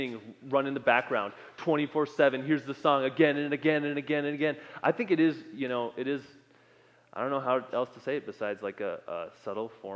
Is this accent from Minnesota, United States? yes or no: yes; Minnesota, United States; moved away; I come from Minnesota